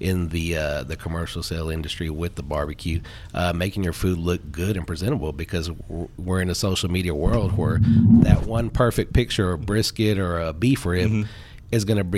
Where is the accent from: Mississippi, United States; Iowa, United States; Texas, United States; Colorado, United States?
Texas, United States; Fort Worth; I grew up in the southwest side of Fort Worth. I went to Southwest High School.